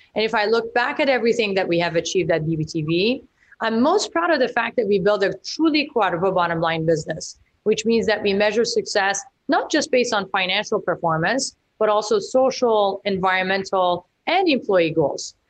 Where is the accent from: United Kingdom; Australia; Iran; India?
Iran; now in Vancouver, Canada; I grew up in Iran during the revolution